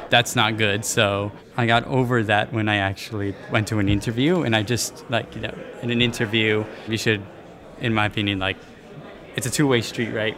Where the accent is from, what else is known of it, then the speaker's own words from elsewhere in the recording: San Diego, California, United States; I was raised here in San Diego